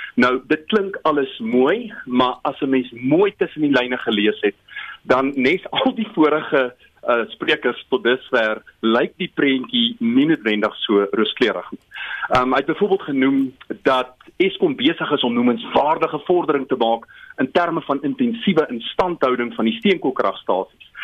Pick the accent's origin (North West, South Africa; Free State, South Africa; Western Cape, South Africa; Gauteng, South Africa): Free State, South Africa; Bethlehem; die Afrikaans waarmee ek in Bethlehem groot geword